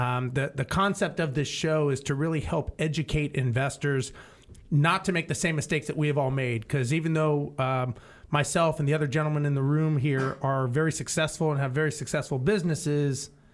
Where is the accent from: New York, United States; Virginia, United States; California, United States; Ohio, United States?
California, United States; Los Angeles; I grew up in Los Angeles